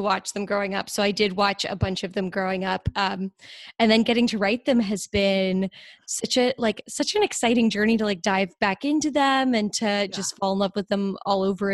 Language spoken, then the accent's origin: English; Dale City, Virginia, United States; I grew up in Northern Virginia, just south of Washington D.C., in a town called Dale City